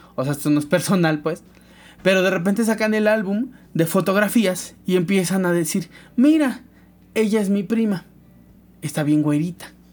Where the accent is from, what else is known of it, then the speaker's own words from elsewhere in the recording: Veracruz, Mexico; somos de Veracruz, la mayoría